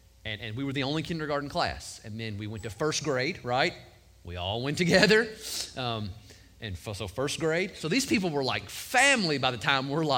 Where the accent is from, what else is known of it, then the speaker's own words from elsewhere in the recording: Cub Run, Kentucky, United States; I grew up on Dog Creek Road in Cub Run, Kentucky